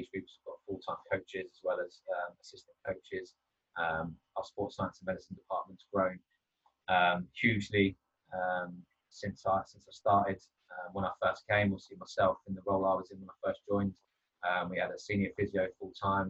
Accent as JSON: {"language": "English", "town": "Brighton", "region": "South East England", "country": "United Kingdom", "tie": "born or raised there", "moved": "as an adult", "lives_now": "Bournemouth, United Kingdom", "said": "I moved from my hometown of Brighton down to Bournemouth."}